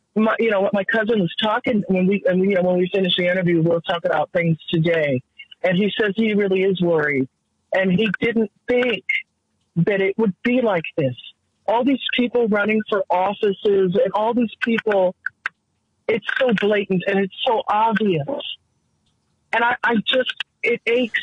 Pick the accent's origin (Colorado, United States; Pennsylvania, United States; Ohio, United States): Colorado, United States; this little Colorado girl